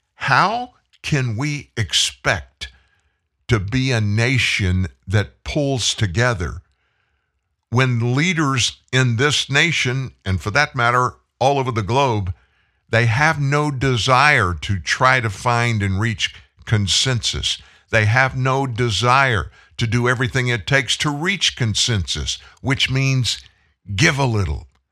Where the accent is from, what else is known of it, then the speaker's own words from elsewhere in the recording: United States; we as the American people